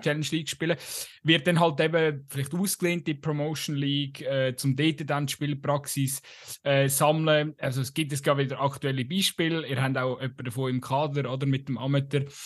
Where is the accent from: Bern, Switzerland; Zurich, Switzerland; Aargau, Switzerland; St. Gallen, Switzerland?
Aargau, Switzerland; ich komme halt aus dem Aargau